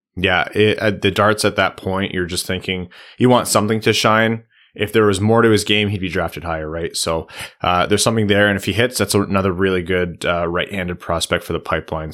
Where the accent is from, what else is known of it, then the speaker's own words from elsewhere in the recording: Windsor, Ontario, Canada; out of Windsor, uh, in the O H L, my hometown